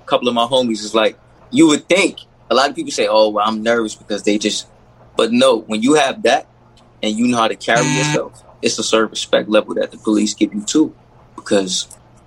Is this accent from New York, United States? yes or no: yes; New York, United States; moved away; I grew up in New York where, you know, we couldn't have guns